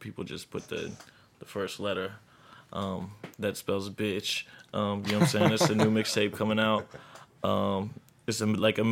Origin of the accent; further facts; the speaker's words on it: Houston, Texas, United States; now in Austin, United States; I'm from Houston originally